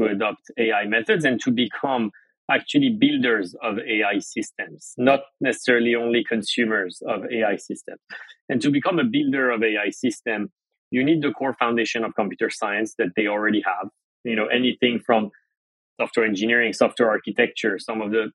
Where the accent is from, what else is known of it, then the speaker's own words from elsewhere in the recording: France; moved away as an adult; now in United States; I grew up in France. My family's from Iran.